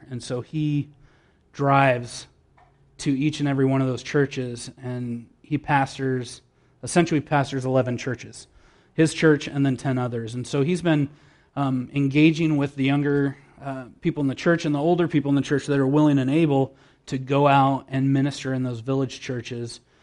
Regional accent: San Diego, California, United States; moved away as an adult; now in Bucharest, Romania; I'm from San Diego

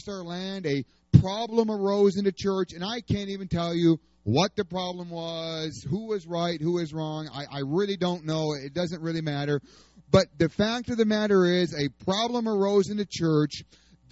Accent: New York, United States; moved away as an adult; also born or lived in Oklahoma; I'm from New York

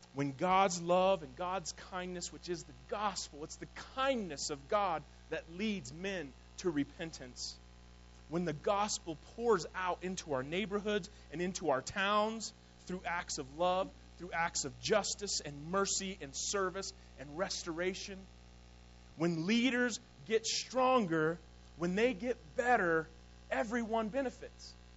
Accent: Durango, Colorado, United States; I grew up here in Durango.

